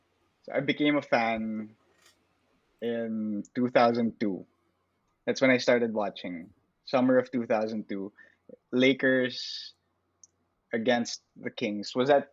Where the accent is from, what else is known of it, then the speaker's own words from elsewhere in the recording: Philippines; since we're from the Philippines, right?